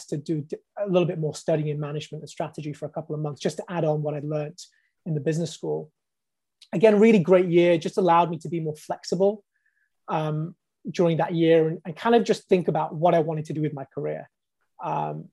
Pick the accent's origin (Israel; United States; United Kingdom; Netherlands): United Kingdom; Bolton, North West England; moved away as an adult; also born or lived in London; I came down from Bolton, actually, studied medicine in Imperial College